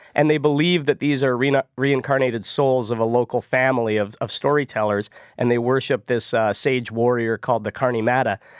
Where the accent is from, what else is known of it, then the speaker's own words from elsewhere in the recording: Ottawa, Ontario, Canada; I grew up in Ottawa